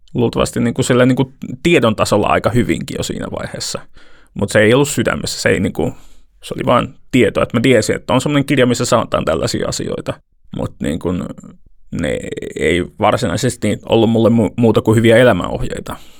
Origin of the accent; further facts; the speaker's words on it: Toivakka, Central Finland, Finland; mä oon mennyt seurakunnan päiväkerhoon Toivakassa, mistä mä oon kotosin